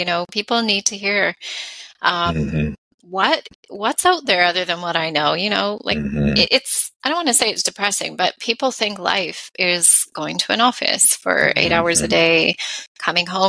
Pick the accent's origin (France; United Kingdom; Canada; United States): Canada; we're Canadian